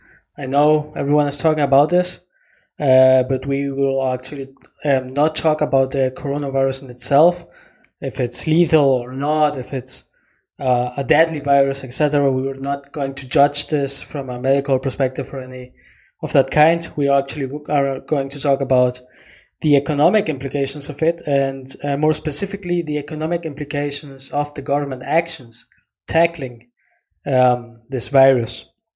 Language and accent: English; Germany; because we're from Germany, because we're living in Germany.